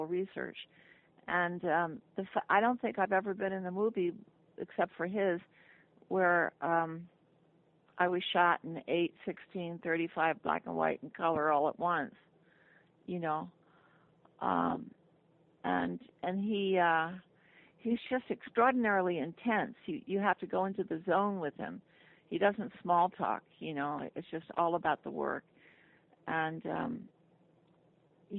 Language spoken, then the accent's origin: English; New York, United States; moved away as an adult; also born or lived in Los Angeles; I was from New York and I was bored in L.A.